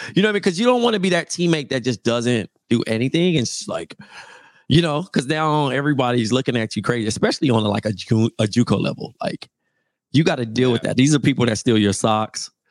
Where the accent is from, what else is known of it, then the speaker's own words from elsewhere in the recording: Compton, California, United States; moved away; also born or lived in Fresno; I'm from Compton